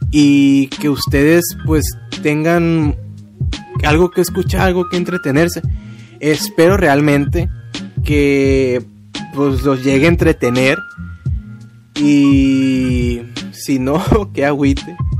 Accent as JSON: {"language": "Spanish", "town": "Culiacán", "region": "Sinaloa", "country": "Mexico", "said": "soy de Culiacán, Sinaloa"}